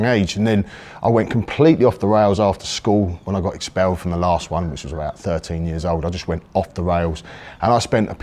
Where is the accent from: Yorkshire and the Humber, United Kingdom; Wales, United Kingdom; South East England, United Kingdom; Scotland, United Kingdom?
South East England, United Kingdom; Guildford; also born or lived in Woking; now in Pattaya, Thailand; I was born in Woking, actually. We moved to Guildford a little bit later on. I was still quite young when I got to Guildford, but I kind of grew up in Guildford